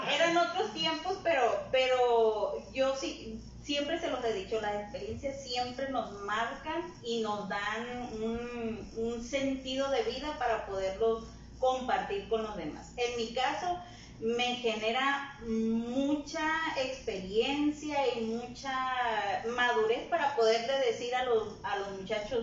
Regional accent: Guasave, Sinaloa, Mexico; Soy de Guasave

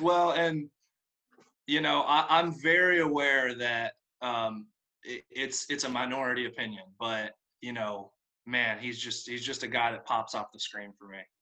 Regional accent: North Carolina, United States; So I'm from North Carolina, um, which is obviously a big, a big hoop state.

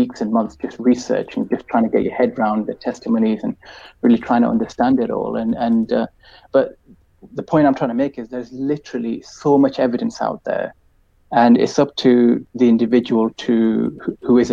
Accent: United Kingdom; I'm from Britain myself

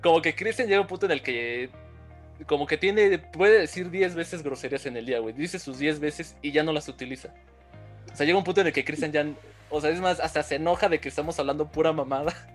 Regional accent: Mexico City, Mexico; nosotros como chilangos

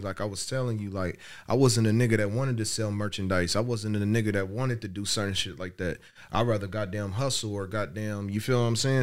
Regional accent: Dayton, Ohio, United States; I'm from Dayton.

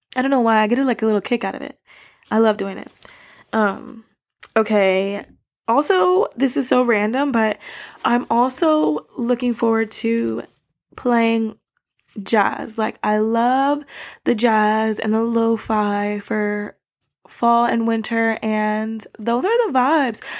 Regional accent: Miami, Florida, United States; moved away as an adult; now in Japan; I grew up in Florida

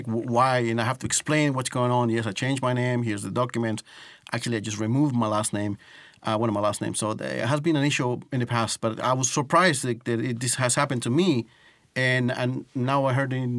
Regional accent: New York, United States; born or raised there; moved away as an adult; also born or lived in Costa Rica; now in Estonia

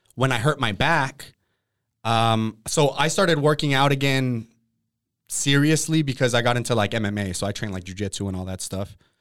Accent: Oxnard, California, United States; also born or lived in Colorado; I grew up in Oxnard

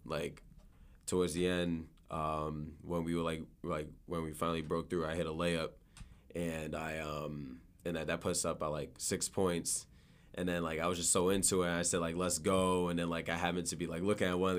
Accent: Boston, Massachusetts, United States; I grew up in Dorchester

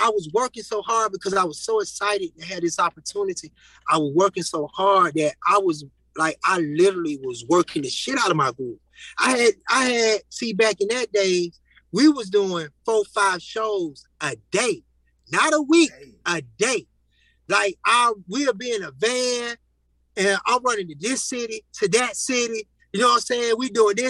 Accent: Atlanta, Georgia, United States; I'm from the East Side

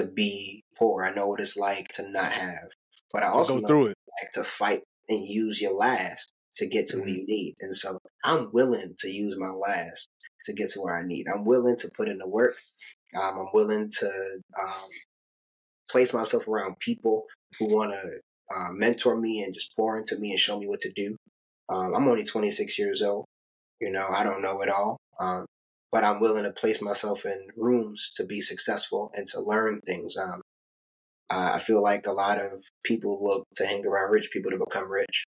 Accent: New York City, New York, United States; I'm from Brooklyn.

